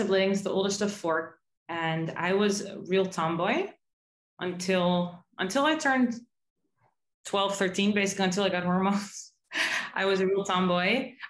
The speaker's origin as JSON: {"language": "English", "town": "Amsterdam", "region": "North Holland", "country": "Netherlands", "tie": "born or raised there", "moved": "as an adult", "lives_now": "New York, United States", "said": "I'm originally from Amsterdam"}